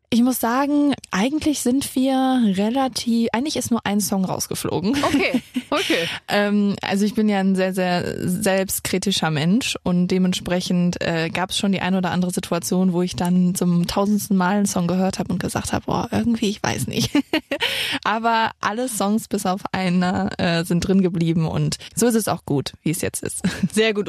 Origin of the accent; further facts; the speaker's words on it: near Cologne, North Rhine-Westphalia, Germany; also born or lived in Saarbrücken; ich komme aus Köln, aus der Nähe von Köln